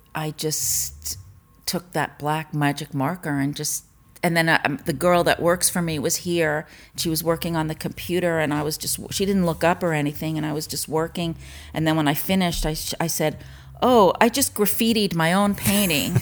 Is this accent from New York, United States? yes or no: yes; Mamaroneck, New York, United States; also born or lived in Larchmont, New York / Tribeca, New York / Long Island; I grew up in Mamaroneck, New York